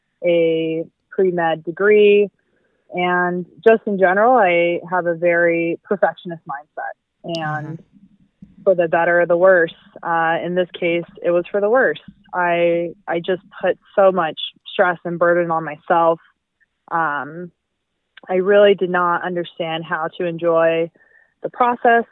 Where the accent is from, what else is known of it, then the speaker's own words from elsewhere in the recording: Albuquerque, New Mexico, United States; also born or lived in Southern California; I am originally from Albuquerque, New Mexico, born and raised